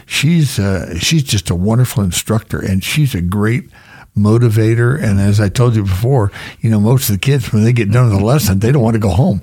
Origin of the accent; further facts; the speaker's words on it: Florida, United States; moved away as an adult; also born or lived in Georgia / Las Vegas; now in Star, United States; I grew up in Florida